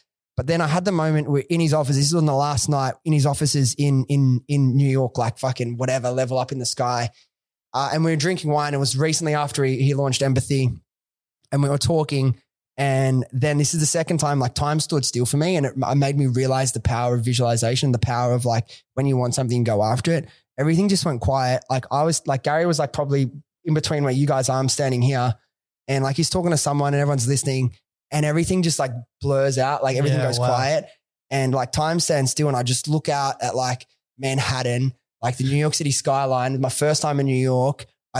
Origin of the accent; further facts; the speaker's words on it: Sydney, New South Wales, Australia; Dude, I was a kid from Western Sydney. Like I didn't have a lot of like nothing.